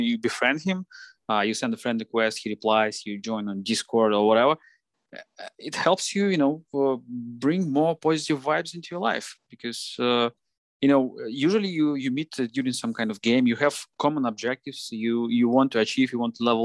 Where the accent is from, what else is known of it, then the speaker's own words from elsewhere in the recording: Moscow, Russia; Yeah, I'm based in Russia. I was born in Moscow. I was living my whole life in Moscow.